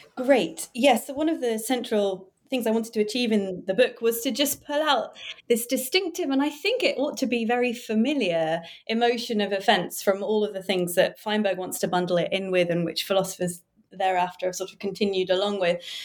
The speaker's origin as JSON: {"language": "English", "country": "United Kingdom", "tie": "born or raised there", "also_born_or_lived": "Cambridge", "said": "I was born near London and studied in Cambridge, and now I work in London"}